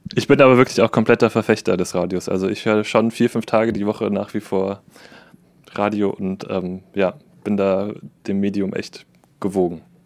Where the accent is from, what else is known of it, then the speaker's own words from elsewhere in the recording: Saarbrücken, Saarland, Germany; ich bin aus Saarbrücken